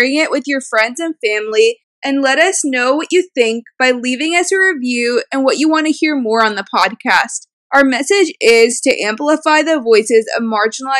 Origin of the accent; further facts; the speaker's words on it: United States; also born or lived in Palestine; I'm from the United States